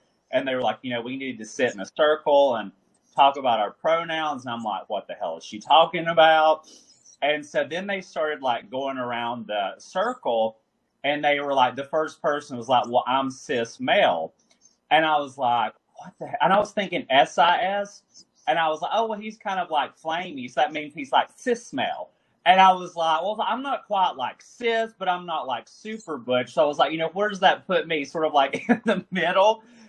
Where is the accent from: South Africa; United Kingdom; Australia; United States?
United States; Alabama; moved away as an adult; also born or lived in Massachusetts / New York / Georgia; now in Florida, United States; I was born in Alabama, like in the country. You know, growing up in the sticks of Alabama, I always wanted to get out. But it's funny, now my paths have brought me back to more rural communities.